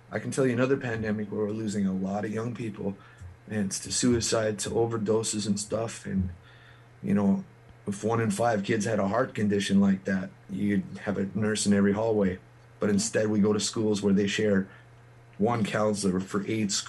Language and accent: English; Kleefeld, Manitoba, Canada; i'm a kid from Kleefeld manitoba